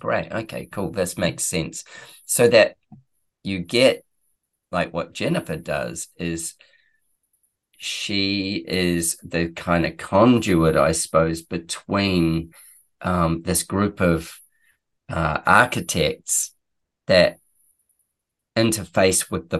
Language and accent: English; Manchester, North West England, United Kingdom; I came from Manchester, for God's sake. It was so damn cold.